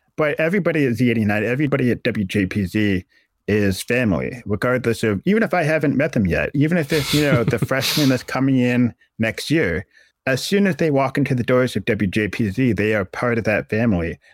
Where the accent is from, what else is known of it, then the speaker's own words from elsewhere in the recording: Massachusetts, United States; moved away as an adult; also born or lived in Acton, Massachusetts; now in Syracuse, United States; I grew up in Massachusetts